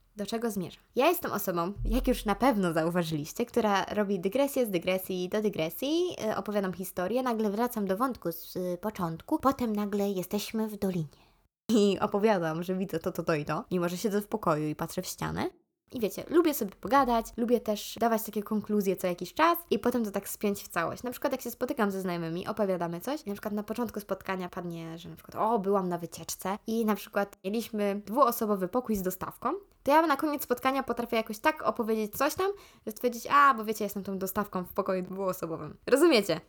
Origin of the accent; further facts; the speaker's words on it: Ruda Śląska, Silesian Voivodeship, Poland; accent: Ruda (Silesian); mam rudzki akcent